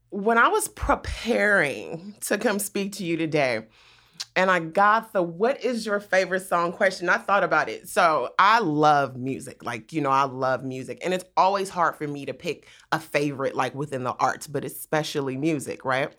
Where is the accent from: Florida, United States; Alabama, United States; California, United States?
California, United States; Compton; also born or lived in Inglewood, California; I grew up in Compton